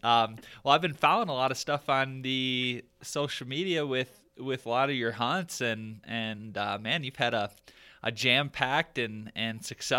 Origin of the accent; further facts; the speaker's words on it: Michigan, United States; now in Colorado, United States; growing up in Michigan, like that's my roots.